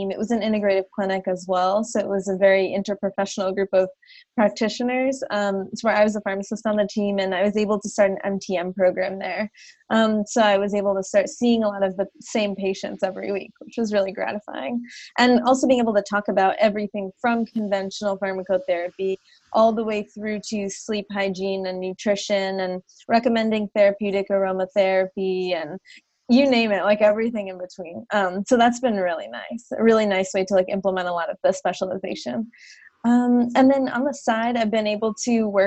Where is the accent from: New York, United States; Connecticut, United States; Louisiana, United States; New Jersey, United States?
New Jersey, United States; moved away as an adult; also born or lived in Minnesota / Charleston, South Carolina; I'm originally from New Jersey or from the Northeast in general. Um, and then I did my undergrad out in Minnesota at Carleton College. And then after that, I moved to South Carolina to do my pharmacy training. Um, so I was in Charleston for three years